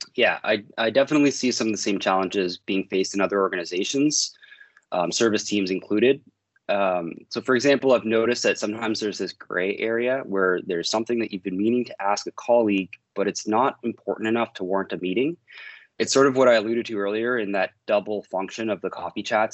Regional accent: the Maritimes, Canada; now in Toronto, Canada; I'm from the Maritimes

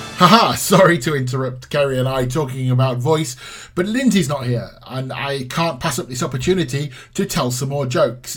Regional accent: England, United Kingdom; accent: English; I sound like an Englishman speaking Czech

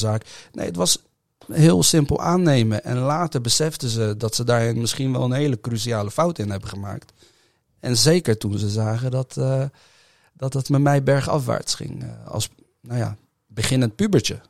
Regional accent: The Hague, South Holland, Netherlands; Ik ben geboren in Den Haag, ik ben opgetogen in Den Haag

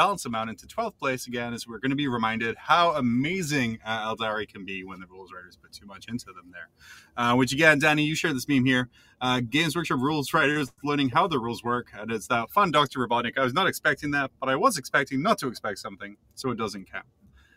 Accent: Scotland, United Kingdom; as a fellow Scot

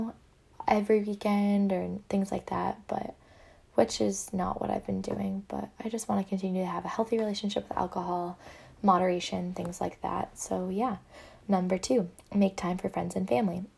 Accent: small town near Amherst, Western Massachusetts, United States; moved away as an adult; now in Boston, United States; I'm actually from Western Massachusetts, from a really small town near UMass Amherst

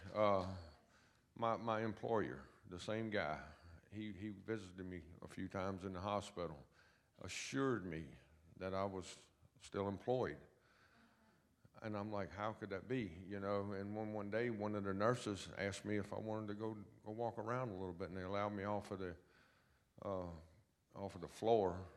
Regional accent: Lynchburg, Virginia, United States; I was born and raised in Lynchburg, Virginia

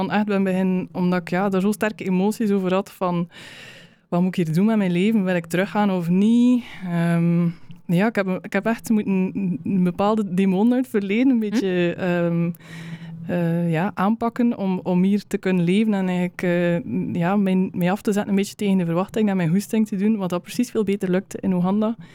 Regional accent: West Flanders, Belgium; Ehm, de West-Vlaamse opvoeding dat ik meegekregen heb, dat zit er allemaal, allemaal een beetje in.

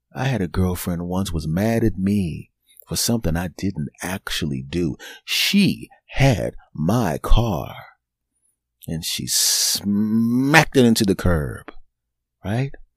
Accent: Philadelphia, Pennsylvania, United States; moved away; my hometown team, the Philadelphia Eagles

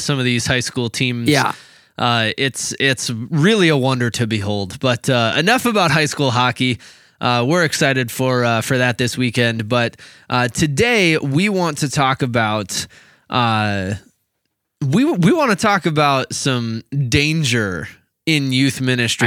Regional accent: Minnesota, United States; we're from Minnesota

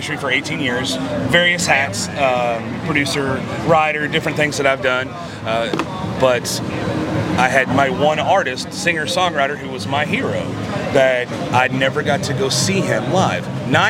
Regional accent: Fort Worth, Texas, United States; I am from Fort Worth, Texas.

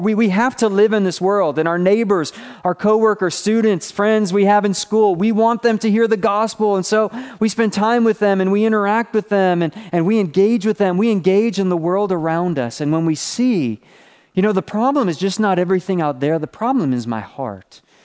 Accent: Buffalo, New York, United States; So I'm from Buffalo, New York. I used to live on Niagara Falls Boulevard

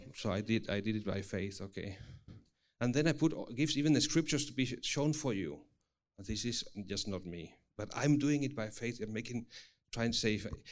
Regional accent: Spain; English is a second language; moved away; also born or lived in Singapore; I come from Spain, but then thirteen years in Singapore.

